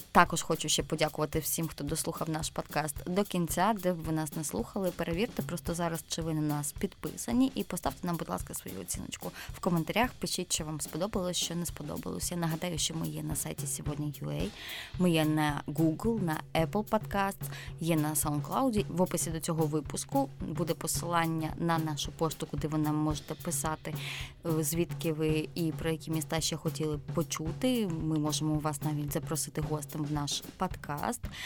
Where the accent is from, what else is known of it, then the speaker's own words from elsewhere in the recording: Zaporizhzhia, Zaporizhzhia Oblast, Ukraine; я з Запоріжжя, у нас Запорізька область